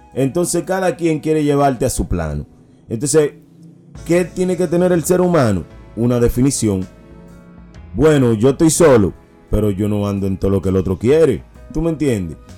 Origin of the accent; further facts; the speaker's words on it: Dominican Republic; como dominicano que soy